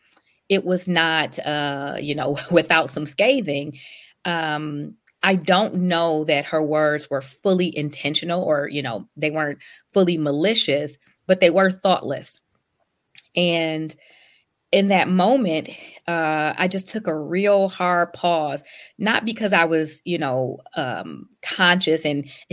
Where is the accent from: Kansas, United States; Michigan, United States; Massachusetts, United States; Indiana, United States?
Michigan, United States; Detroit; also born or lived in Europe; having been born and raised and grown up on the west side of Detroit